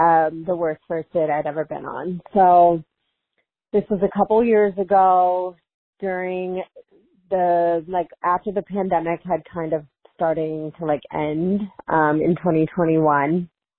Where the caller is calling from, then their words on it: Chicago, Illinois, United States; I'm calling in from Chicago.